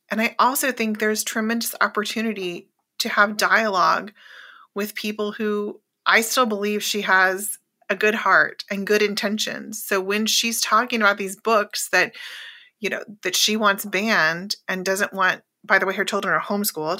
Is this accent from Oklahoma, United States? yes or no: yes; Oklahoma, United States; moved away; growing up in Oklahoma, a very red state